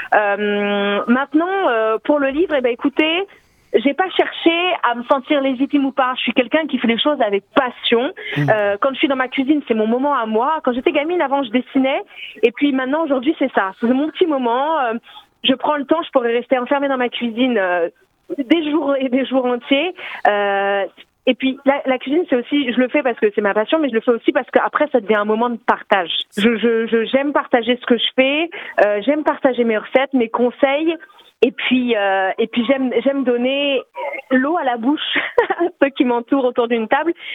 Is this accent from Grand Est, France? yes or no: yes; Alsace, Grand Est, France; accent: Alsatian; moved away as an adult; now in Paris, France; je suis une alsacienne expatriée mais euh, facilement reconnaissable parce que malgré mes 35 ans à vivre à Paris, je n'ai pas perdu mon accent.